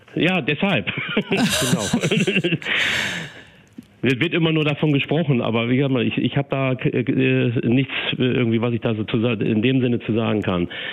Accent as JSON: {"language": "German", "town": "Aurich", "region": "Lower Saxony", "country": "Germany", "tie": "born or raised there", "said": "Ich bin in Aurich aus Friesland äh, aufgewachsen und auch geboren"}